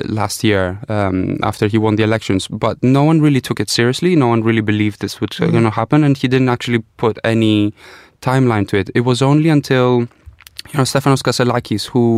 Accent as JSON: {"language": "English", "country": "Greece", "tie": "born or raised there", "moved": "yes", "said": "growing up in Greece"}